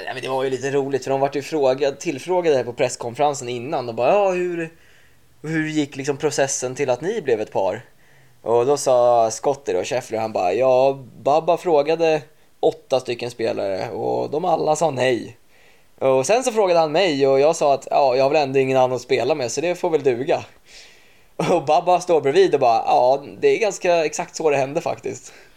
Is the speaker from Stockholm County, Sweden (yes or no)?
yes; Åkersberga, Stockholm County, Sweden; moved away as an adult; now in United States; Jag är 23 år från Åkersberga